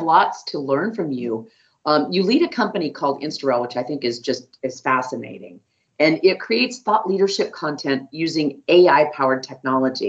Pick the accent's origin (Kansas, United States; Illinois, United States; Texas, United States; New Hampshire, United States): Kansas, United States; I'm a fellow Midwesterner. I grew up in Kansas